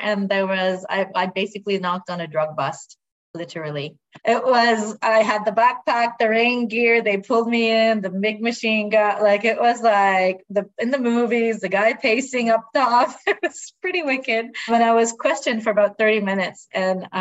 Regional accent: Clare, Nova Scotia, Canada; moved away as an adult; also born or lived in Moncton, New Brunswick / Bedford, Nova Scotia; So I was born in Clare, Nova Scotia, between Yarmouth and Digby. And I'm a French Acadian. And so I grew up and stayed there

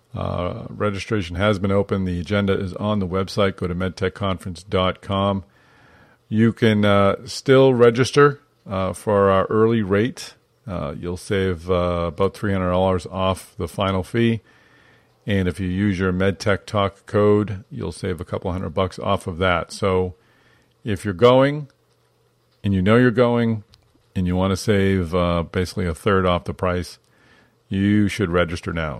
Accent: Boston, Massachusetts, United States; I, grew up in Boston

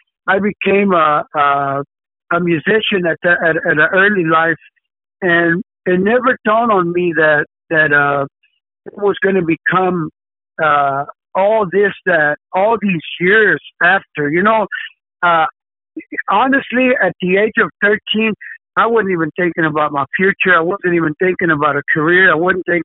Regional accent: Dallas, Texas, United States; I am actually from Dallas, Texas

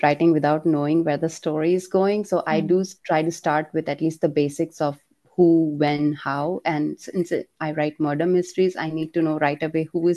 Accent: India; as an Indian

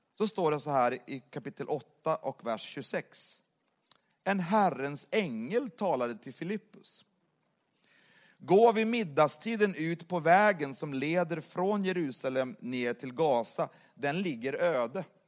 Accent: Sweden; moved away as an adult; now in Saint Petersburg, Russia; bor ju i Ryssland och är svensk

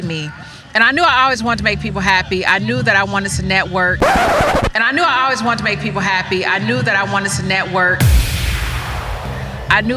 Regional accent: Illinois, United States; I'm from Illinois

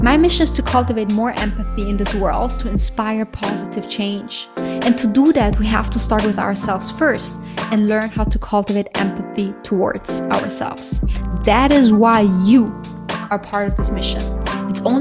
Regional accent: Austria; We are actually cousins. We grew up together back in Austria

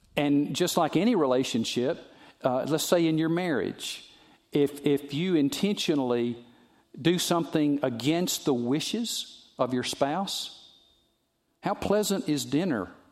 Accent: the South, United States; I'm from the South

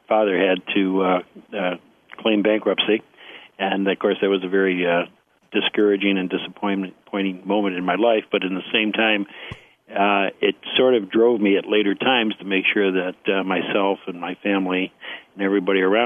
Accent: Rochester, New York, United States; I was born in Rochester, New York. I still live in Rochester, New York

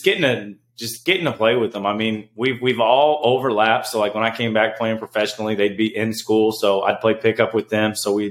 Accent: Indiana, United States; moved away; growing up in Indiana

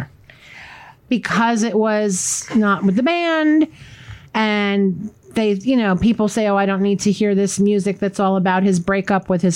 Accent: Marlboro, New Jersey, United States; growing up in Marlboro, which is right next to Freehold

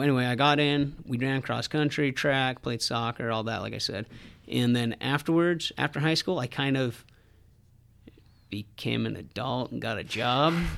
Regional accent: Southern Utah, United States; I grew up in Southern Utah and come from a big family

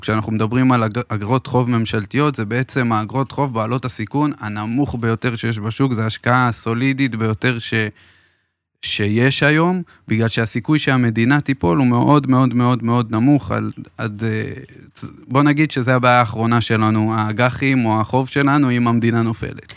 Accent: Beersheba, Southern District, Israel; אני באר שבעי במקור

